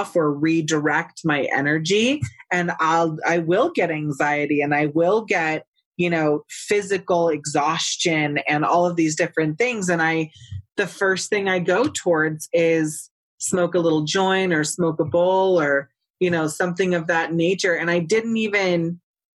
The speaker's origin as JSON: {"language": "English", "region": "California", "country": "United States", "moved": "yes", "said": "I'm from California originally, so I can judge my state"}